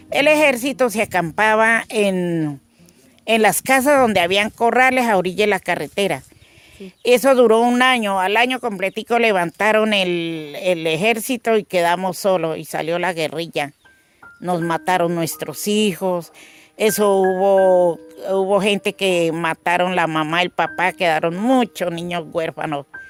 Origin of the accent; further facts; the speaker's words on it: Valparaíso, Caquetá, Colombia; moved away; soy caqueteña Mm, orgullosamente caqueteña. Mi tierra real donde nací se llama Valparaíso